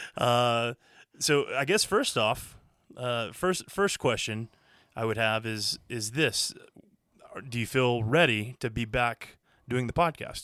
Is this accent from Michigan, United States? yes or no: no; Florida, United States; we grew up in Florida